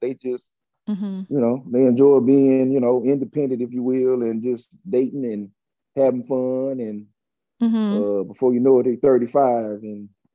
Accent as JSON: {"language": "English", "town": "Dallas", "region": "Texas", "country": "United States", "also_born_or_lived": "Pontiac, Michigan", "moved": "as an adult", "said": "I'm really from Dallas"}